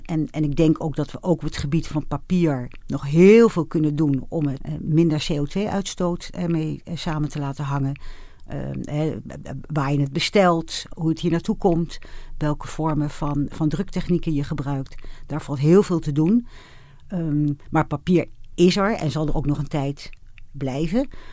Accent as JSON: {"language": "Dutch", "country": "Netherlands", "said": "ik ben wel een echte Hollander"}